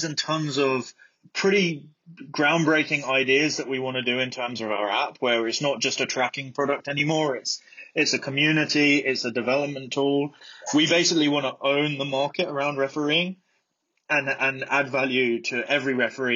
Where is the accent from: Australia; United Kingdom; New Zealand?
United Kingdom; Brighton, South East England; also born or lived in Midlands; I was born in Brighton. I grew up in Brighton.